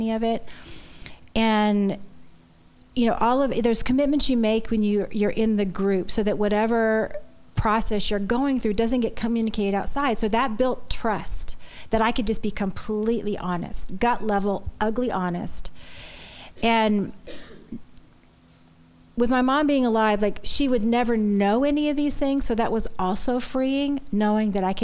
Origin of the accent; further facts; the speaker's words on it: Florida, United States; moved away; also born or lived in Boston; I was born and raised in Florida